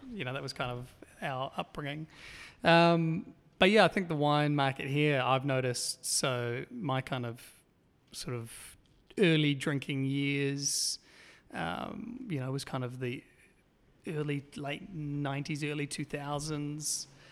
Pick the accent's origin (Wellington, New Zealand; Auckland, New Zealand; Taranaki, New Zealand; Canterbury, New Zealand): Auckland, New Zealand; I was born and raised in Auckland, out in East Auckland, so seaside, coastal town.